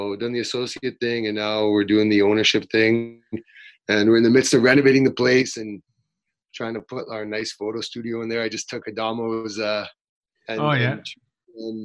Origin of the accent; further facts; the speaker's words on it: Winnipeg, Manitoba, Canada; I'm born and raised in Winnipeg, so staying nice, close to home